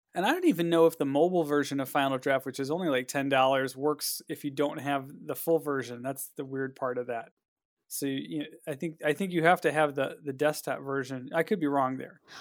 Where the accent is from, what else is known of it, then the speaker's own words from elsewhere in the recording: Cleveland, Ohio, United States; I'm from Cleveland